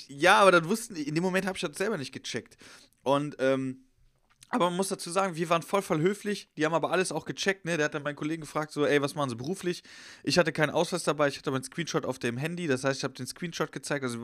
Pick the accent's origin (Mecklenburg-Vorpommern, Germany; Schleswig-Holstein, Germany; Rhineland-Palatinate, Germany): Rhineland-Palatinate, Germany; Horhausen; Ich bin in Horhausen, in Schwester, jetzt kennst du ja auch, in meiner Heimat